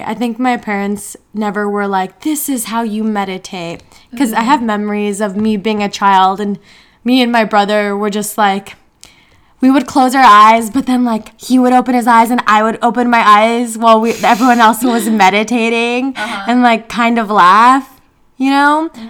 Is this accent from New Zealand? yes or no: no; India; So I'm Indian, if you don't know.